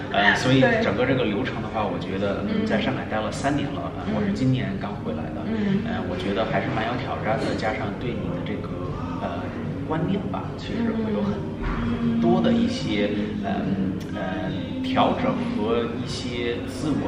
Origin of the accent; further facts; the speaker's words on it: New Zealand; first language English; Chinese is a second language; moved away as an adult; also born or lived in China; 因为毕竟在这边待了呃已经有二十五年了，我很小就过来了。嗯。小学、中学、高中、大学都在这边上的